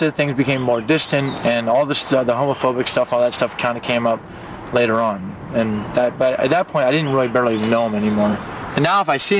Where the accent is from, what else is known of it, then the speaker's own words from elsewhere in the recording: Washington, District of Columbia, United States; I'm from Washington, D.C.